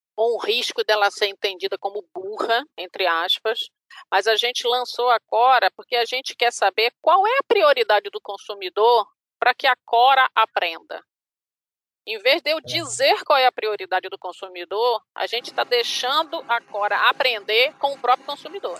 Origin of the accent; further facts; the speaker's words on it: Bahia, Brazil; eu sou baiana